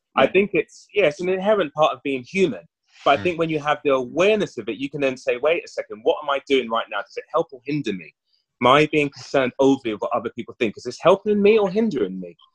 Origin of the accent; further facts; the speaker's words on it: London, United Kingdom; I grew up in West London